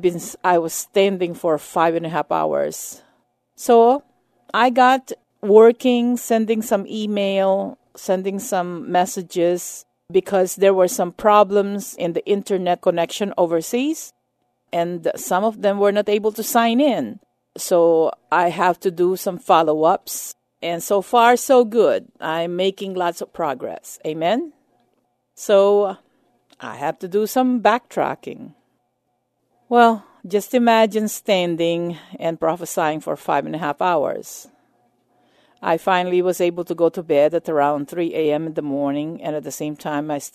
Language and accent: English; United States; as an American and as a minister of the gospel